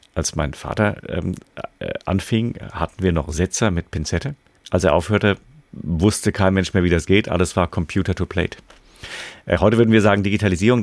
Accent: Freiburg, Baden-Württemberg, Germany; meine Heimatstadt Freiburg

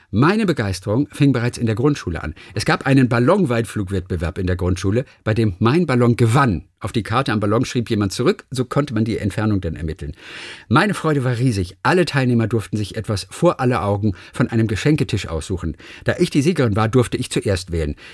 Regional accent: Germany; in dem es einen großen Astronauten oder bei uns in der DDR hieß es ja Kosmonauten Raum für Kinder gab

